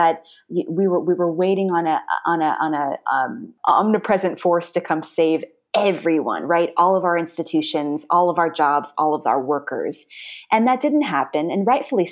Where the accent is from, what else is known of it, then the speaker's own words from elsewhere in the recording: Orange County, Southern California, United States; moved away as an adult; also born or lived in New York City; I'm from Southern California. I was raised in Orange County